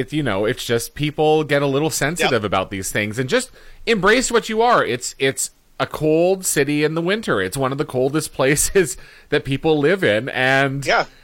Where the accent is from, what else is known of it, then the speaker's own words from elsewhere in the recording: Winnipeg, Manitoba, Canada; moved away; I'm of course from Winnipeg, and I was back over the holidays.